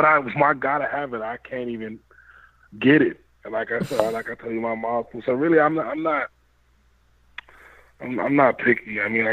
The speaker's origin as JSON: {"language": "English", "country": "Canada", "said": "Yeah, but I'm Jamaican. So I mean, both my parents are Jamaican. So I was a Canadian basically living in a Jamaican home."}